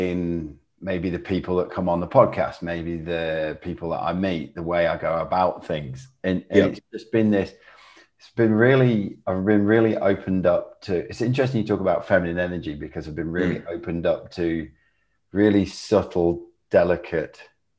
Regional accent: England, United Kingdom; now in Australia; so I've lived here for 10 years. I came from England.

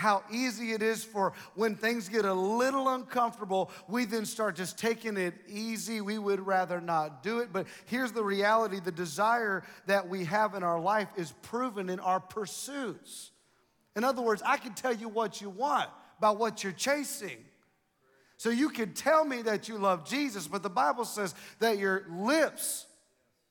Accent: Ohio, United States; I'm from Ohio

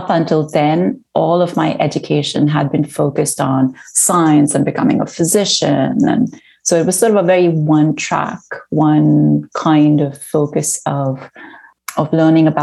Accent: Mumbai, Maharashtra, India; moved away as an adult; also born or lived in United States; now in Vancouver, Canada; growing up in Bombay, I wasn't interested in religion or spirituality

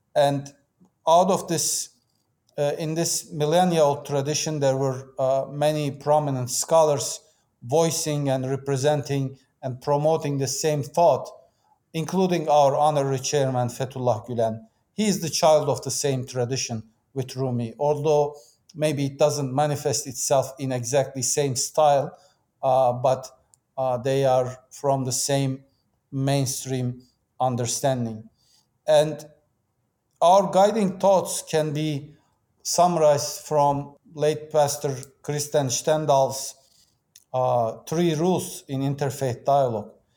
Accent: Turkey; moved away as an adult; also born or lived in Istanbul; I was born and raised in Turkey

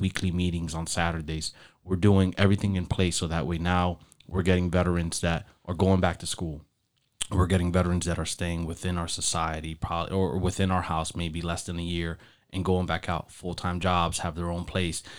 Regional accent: Elizabeth, New Jersey, United States; moved away as an adult; now in Florida, United States; I'm from Elizabeth

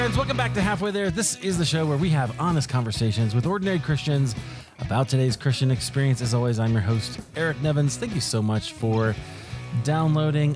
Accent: Iowa, United States; now in Denver, United States; I grew up in Iowa

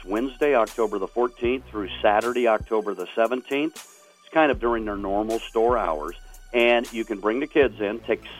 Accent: Grove City, Ohio, United States; by the way, I was born and raised in Grove City.

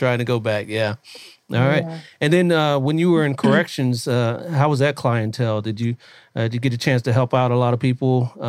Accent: Columbus, Ohio, United States; now in California, United States; I thought my mom had courage because we're originally from Columbus, Ohio. And we moved out here in, I think it was 84.

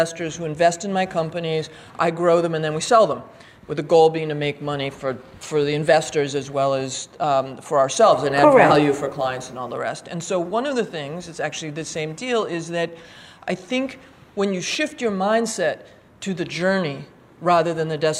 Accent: New York, United States; moved away as an adult; also born or lived in Philadelphia; I'm from New York. I live in New York now.

